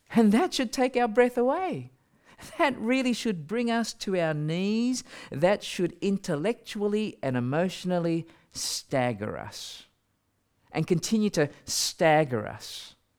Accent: Australia; I'm from Australia

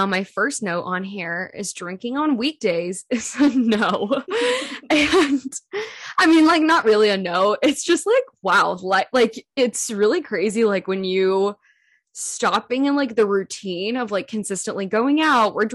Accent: California, United States; moved away as an adult; also born or lived in Seattle; being born and raised in California

